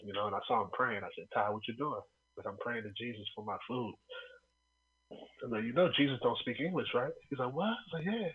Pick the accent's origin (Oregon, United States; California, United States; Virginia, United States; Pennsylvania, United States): California, United States; Oakland; I'm from Oakland